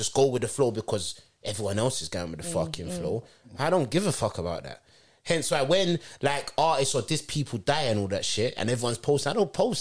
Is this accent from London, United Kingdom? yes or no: yes; London, United Kingdom; I'm from Brixton